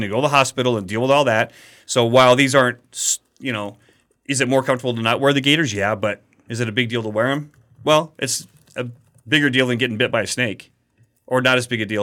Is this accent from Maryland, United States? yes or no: no; Colorado, United States; where I grew up in Colorado, there were some rattlesnakes